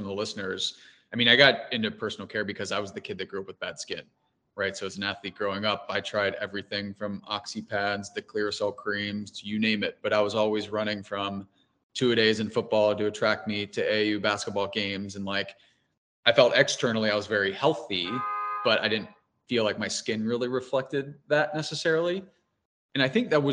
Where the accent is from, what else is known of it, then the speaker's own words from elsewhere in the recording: Cincinnati, Ohio, United States; now in New York, United States; being from Cincinnati